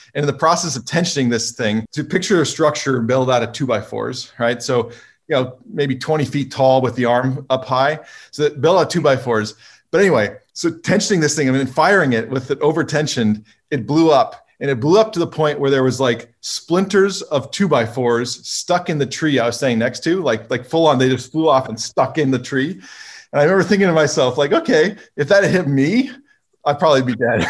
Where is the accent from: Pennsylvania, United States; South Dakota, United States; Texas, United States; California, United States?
California, United States; I grew up in California